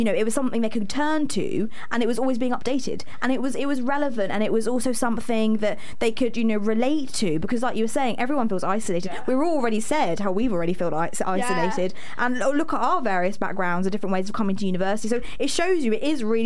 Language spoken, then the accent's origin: English; London, United Kingdom; moved away as an adult; now in York, United Kingdom; I'm from London